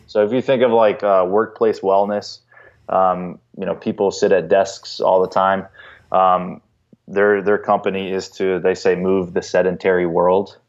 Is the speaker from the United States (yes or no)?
yes; North Carolina, United States; now in Chicago, United States; I grew up in North Carolina and we didn't have a pro team